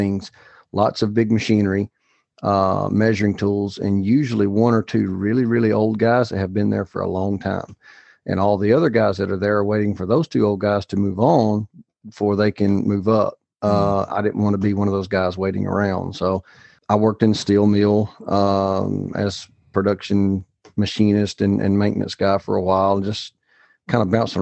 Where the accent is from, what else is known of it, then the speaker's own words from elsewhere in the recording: Alabama, United States; the town that I was raised in Alabama